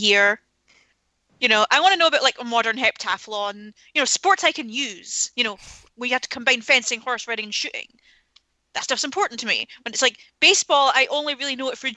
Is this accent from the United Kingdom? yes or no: yes; Scotland, United Kingdom; I'm Scottish